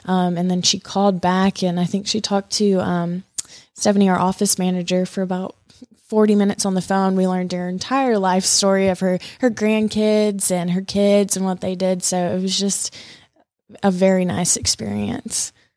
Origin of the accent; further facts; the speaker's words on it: Columbus, Georgia, United States; moved away as an adult; also born or lived in Manhattan, New York; I'm originally from Columbus, Georgia